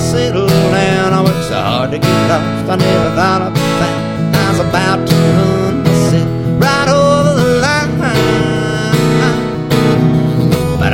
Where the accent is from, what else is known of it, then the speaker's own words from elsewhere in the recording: Amarillo, Texas, United States; I was born in Amarillo, Texas